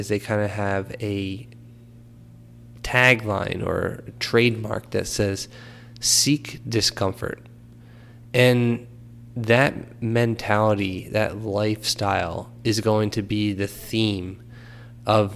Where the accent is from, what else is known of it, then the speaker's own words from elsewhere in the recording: Philadelphia, Pennsylvania, United States; moved away; also born or lived in New Jersey; I grew up in Philadelphia, moved to New Jersey, went to school at Rutgers